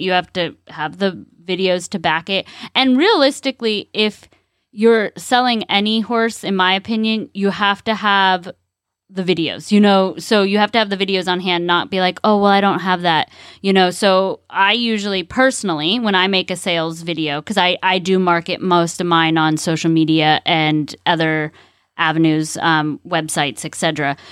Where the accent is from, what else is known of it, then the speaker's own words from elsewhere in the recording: California, United States; now in Ocala, United States; I'm from California